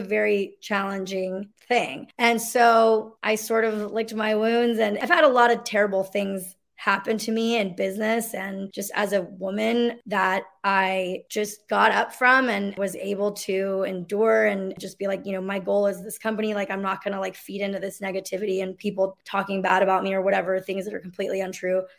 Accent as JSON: {"language": "English", "region": "Mexico City", "country": "Mexico", "tie": "born or raised there", "also_born_or_lived": "Los Angeles", "moved": "yes", "said": "I'm Mexican. I come from, you know, I was born in Mexico City"}